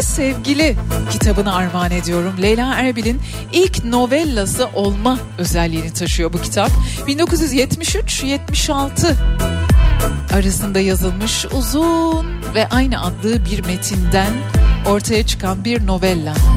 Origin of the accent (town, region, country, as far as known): Turkey; born or raised there